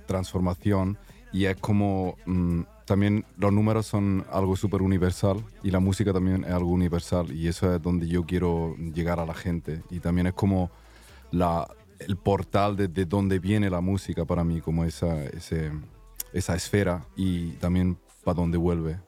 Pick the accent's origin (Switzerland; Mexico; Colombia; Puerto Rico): Switzerland; Zurich; also born or lived in Granada, Spain; Pues, pues soy andaluz de Granada mi madre son de Granada, pero yo me he criado en Suiza, en Zúrich, así que ahí es donde estoy viviendo de momento